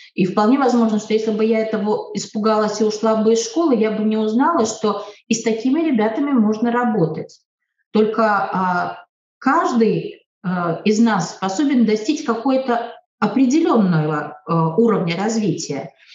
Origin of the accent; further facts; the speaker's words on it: Latvia; Я, например, себя э, идентифицирую вообще как латвийская русская